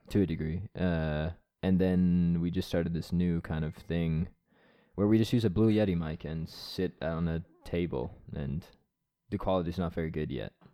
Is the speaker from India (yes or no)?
no; East Coast of Canada, Atlantic Canada, Canada; moved away as an adult; now in Estonia; I'm from the East Coast